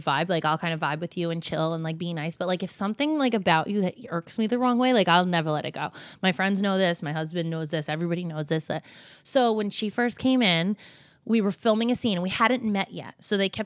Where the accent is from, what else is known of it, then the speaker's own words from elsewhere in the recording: New Jersey, United States; we're from Jersey, we're from the same area